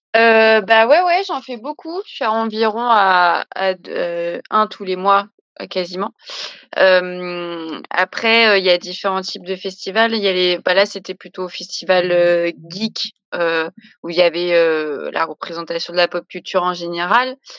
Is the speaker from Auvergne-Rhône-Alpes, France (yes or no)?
no; Paris, Île-de-France, France; moi je suis de Paris